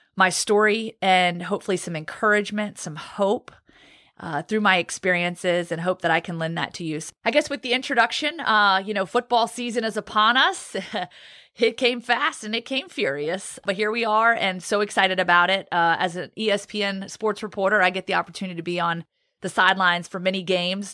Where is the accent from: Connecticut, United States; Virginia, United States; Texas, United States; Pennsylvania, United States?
Virginia, United States; Roanoke; also born or lived in Guantanamo Bay, Cuba; now in Birmingham, Alabama, United States; I grew up in Roanoke, Virginia. I was actually born in Guantanamo Bay, Cuba